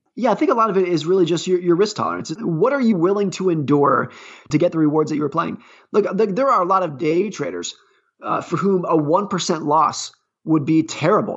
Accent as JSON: {"language": "English", "region": "California", "country": "United States", "tie": "born or raised there", "said": "I grew up ski racing in Lake Tahoe, California."}